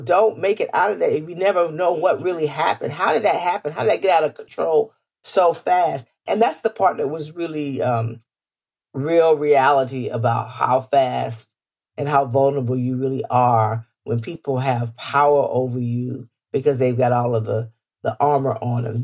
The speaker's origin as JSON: {"language": "English", "region": "Florida", "country": "United States", "tie": "born or raised there", "said": "I grew up in Florida where we grew up around the K K K"}